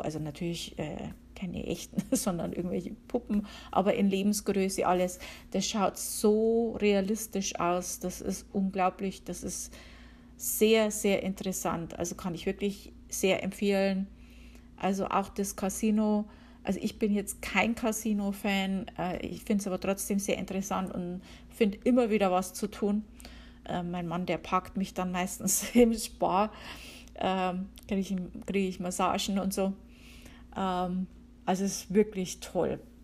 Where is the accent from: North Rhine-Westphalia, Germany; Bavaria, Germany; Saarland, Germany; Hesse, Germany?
Bavaria, Germany; Upper Palatinate; moved away as an adult; now in Connecticut, United States; Ich komme aus Bayern, der Oberpfalz.